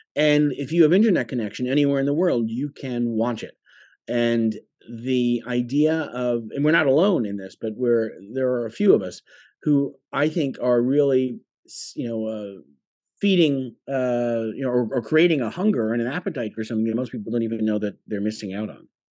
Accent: Long Island, New York, United States; also born or lived in London; I grew up on Long Island

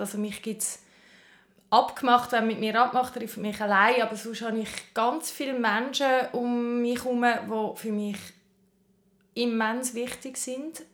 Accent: Winterthur, Zurich, Switzerland; ich bin in Winterthur aufgewachsen

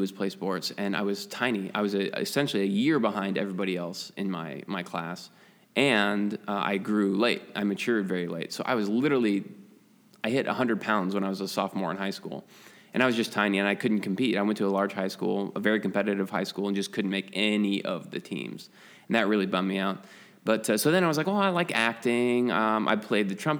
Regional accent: Papillion, Nebraska, United States; moved away as an adult; also born or lived in England; now in Michigan, United States; I was born in Papillion, just right outside of Omaha, and then my dad, who's in the military, we moved to England for 5 years. And so I moved back one month late to getting into kindergarten

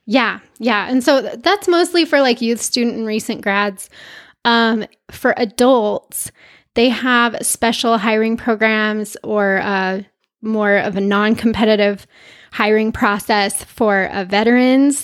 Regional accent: Utah, United States; I'm from Utah

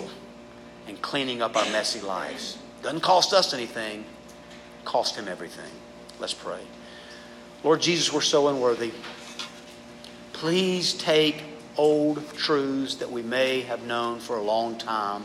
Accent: the South, United States; We grew up in the South

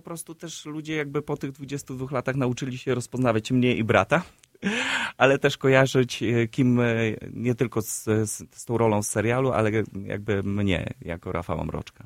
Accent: Siedlce, Masovian Voivodeship, Poland; now in Warsaw, Poland; spod mojego rodzinnego miasta, z, spod Siedlec

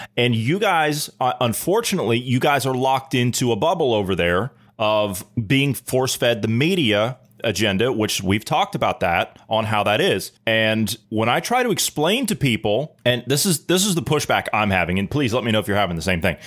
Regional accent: Ohio, United States; moved away; my home state of Ohio

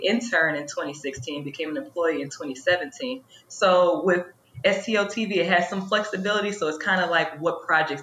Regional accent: Chicago, Illinois, United States; moved away as an adult; also born or lived in Indiana; now in St. Louis, United States; I'm originally from Chicago

